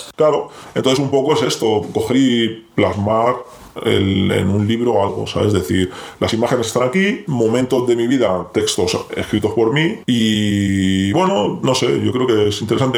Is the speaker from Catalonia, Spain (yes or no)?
yes; Barcelona, Catalonia, Spain; nosotros somos de Barcelona